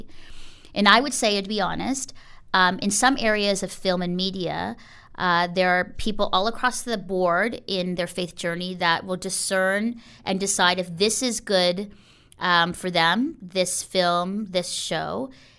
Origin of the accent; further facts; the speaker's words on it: Philippines; now in Canada; I think coming into Canada as a Filipino girl and not feeling like I fit